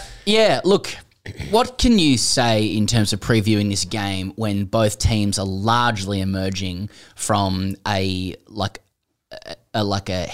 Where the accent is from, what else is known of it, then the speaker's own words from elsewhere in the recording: Australia; I'm an Australian